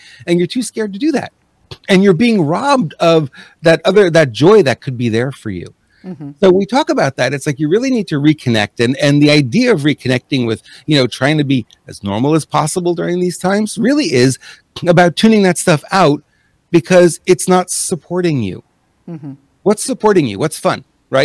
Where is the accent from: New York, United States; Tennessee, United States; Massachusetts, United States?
New York, United States; first language English; moved away; also born or lived in Montreal; I'm an English-speaking guy, born in New York.